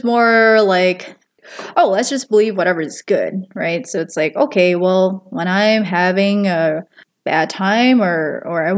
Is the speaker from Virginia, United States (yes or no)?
no; Minnesota, United States; also born or lived in Wisconsin; I was born in Wisconsin, but we had moved to Minnesota when I was in third grade, so I must have been nine, because there wasn't a lot of job opportunities where we were living. Yeah, and then we've stayed in Minnesota since